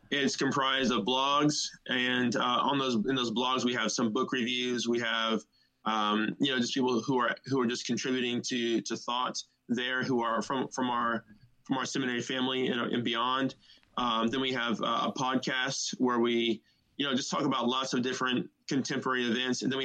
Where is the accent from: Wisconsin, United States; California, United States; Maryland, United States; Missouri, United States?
California, United States; Southern; also born or lived in Chicago, Illinois; I was born in Chicago, raised in California. I say that because I moved to California with my family when I was about 6 years old. Just grew up there.